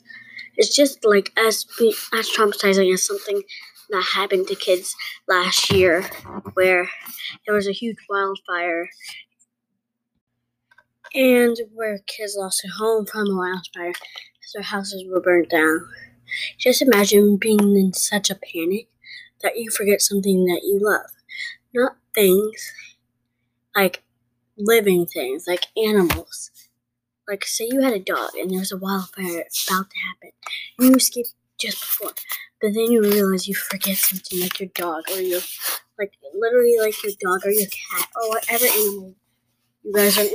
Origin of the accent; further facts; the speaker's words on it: New York, United States; Well, I'm not even from here. I'm from New York.